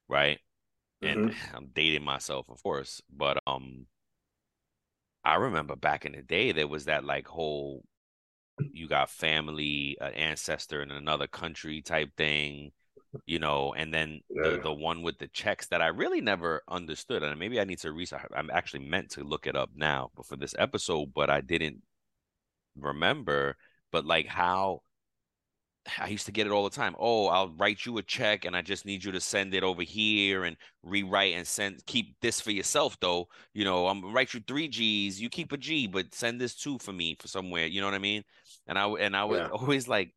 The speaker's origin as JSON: {"language": "English", "region": "New York", "country": "United States", "said": "I'm a New Yorker"}